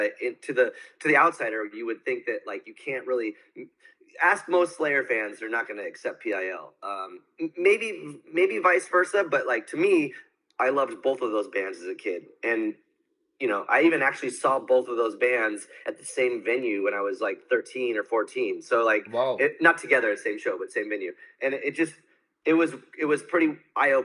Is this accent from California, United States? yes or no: yes; San Diego, California, United States; growing up in San Diego, it wasn't really set up for the youth